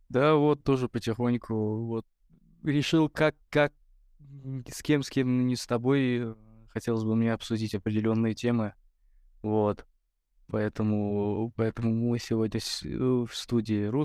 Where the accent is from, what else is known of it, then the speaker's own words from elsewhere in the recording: Garakhanly, Tovuz District, Azerbaijan; Я вот последний раз был в Тувузе у себя, в селе Гараханлы